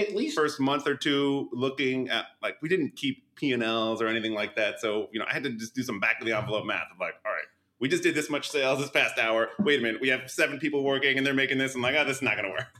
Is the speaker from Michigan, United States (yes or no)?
no; Edison, New Jersey, United States; moved away; also born or lived in New York City; I'm also a Jersey guy originally, originally from uh, Edison